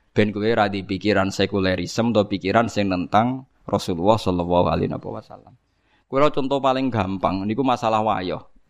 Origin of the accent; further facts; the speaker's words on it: Java, Indonesia